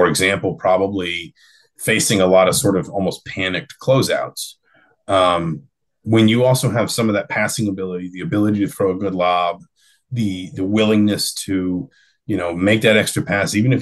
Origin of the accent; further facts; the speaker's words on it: Atlanta, Georgia, United States; growing up in Atlanta